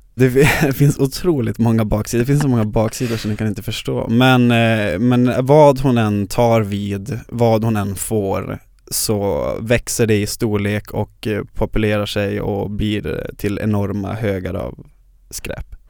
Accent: Luleå, Norrbotten County, Sweden; moved away as an adult; now in Stockholm, Sweden; så kommer jag från Luleå där jag är born and raised

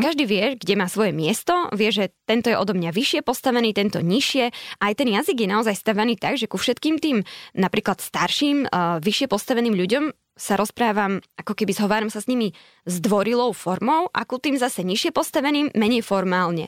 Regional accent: eastern Slovakia, Slovakia; moved away as an adult; also born or lived in Seoul, South Korea; Tak ja som z východu, tak povedzme, že Spíska Nová Ves alebo dobre, Poprad

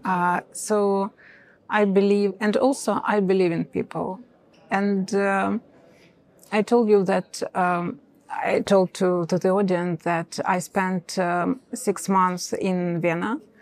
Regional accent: Eastern Ukraine, Ukraine; English is a second language; moved away as an adult; now in Kyiv, Ukraine; I'm from Eastern Ukraine, from occupied um, territories

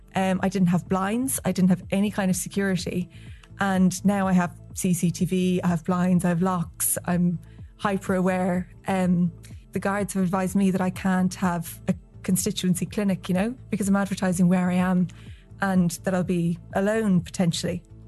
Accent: West Cork, Munster, Ireland; I'm from West Cork

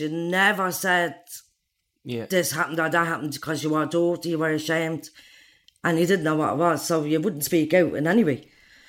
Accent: Dublin, Ireland; I'm from Darza Street Flats.

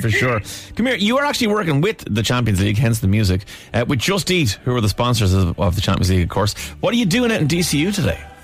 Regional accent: Ireland; we're Irish

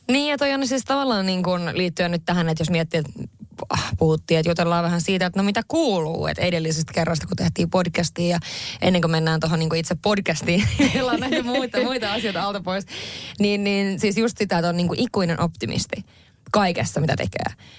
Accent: northern Finland, Finland; olen kotoisin pohjoisesta

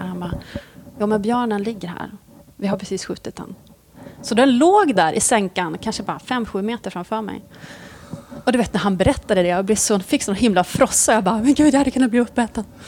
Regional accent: Norrland, Sweden; moved away; jag är från Norrland

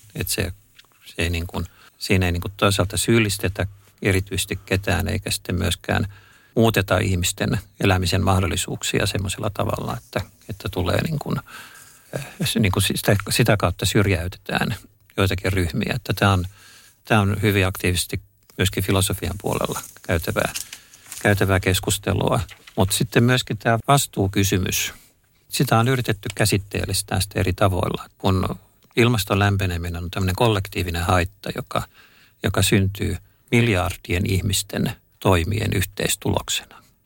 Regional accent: Helsinki, Uusimaa, Finland; mä olen, olen helsinkiläinen

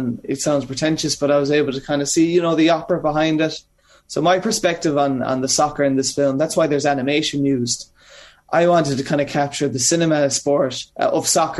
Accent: Kerry, Munster, Ireland; also born or lived in Limerick; now in New York, United States; I grew up in Kerry, which is sport mad.

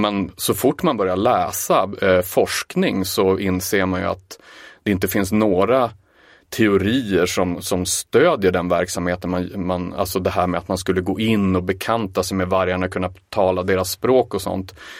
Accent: Umeå, Västerbotten County, Sweden; Jag kommer ju visserligen från Umeå

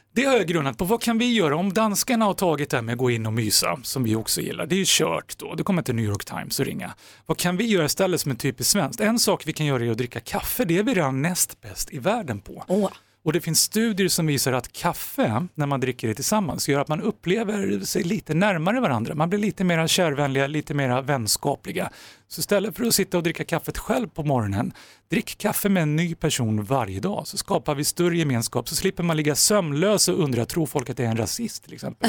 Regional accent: Sweden

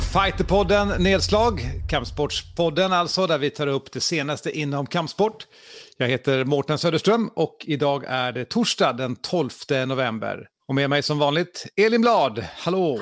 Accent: Sweden; vi svenskar

